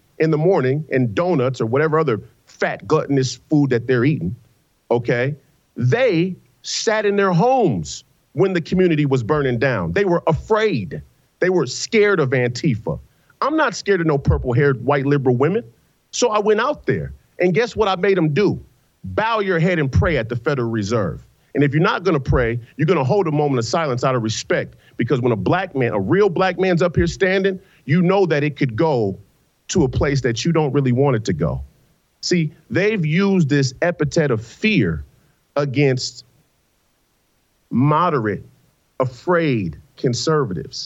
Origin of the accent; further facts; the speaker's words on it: Saint Paul, Minnesota, United States; I come from the Rondo community